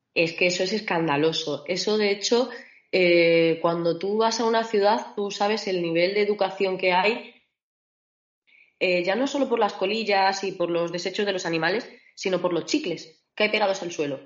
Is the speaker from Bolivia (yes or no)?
no; Mérida, Extremadura, Spain; moved away as an adult; also born or lived in Valladolid; now in Germany; yo soy de Mérida y, me fui a Valladolid a estudiar ingeniería mecánica. Y luego de ahí, pues ya decidí subir un poquito más y me perdí por Alemania